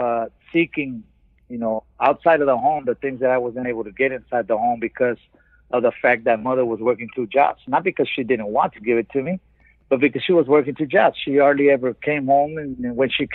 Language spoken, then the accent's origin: English; Los Angeles, California, United States; also born or lived in Tijuana, Baja California, Mexico; However, I migrated to California when I was about 10 years old. Grew up in South Central Los Angeles